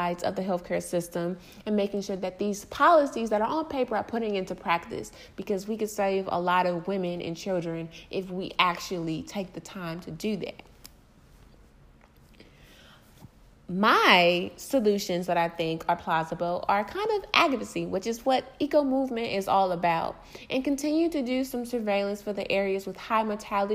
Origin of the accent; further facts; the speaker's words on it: Detroit, Michigan, United States; I'm from Detroit